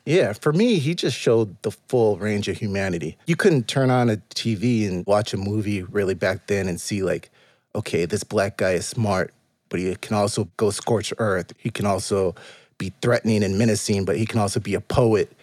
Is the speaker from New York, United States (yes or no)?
no; Pomona, California, United States; moved away as an adult; also born or lived in Los Angeles; now in Charlotte, United States; I am from the Inland Empire